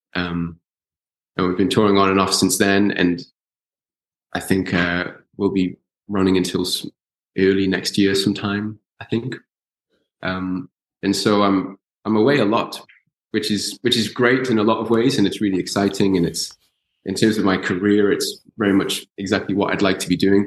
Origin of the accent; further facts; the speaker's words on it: Newcastle upon Tyne, North East England, United Kingdom; I grew up in Newcastle